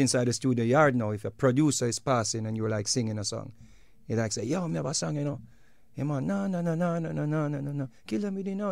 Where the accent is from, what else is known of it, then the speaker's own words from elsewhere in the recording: Jamaica; we are Jamaican